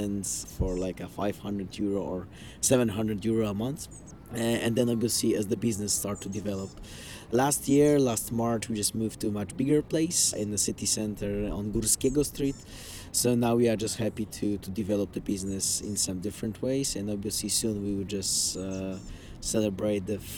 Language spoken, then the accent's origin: English; Warsaw, Masovian Voivodeship, Poland; we are coming from Poland and from Warsaw